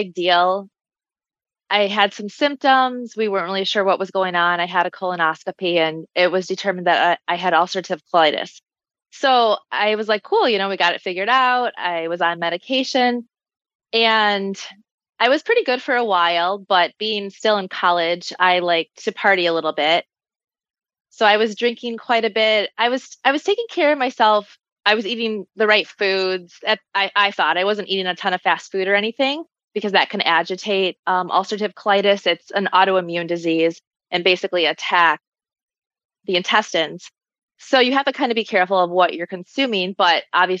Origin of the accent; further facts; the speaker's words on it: Michigan, United States; moved away as an adult; also born or lived in Chicago; I moved back to Michigan. I'm from Michigan originally.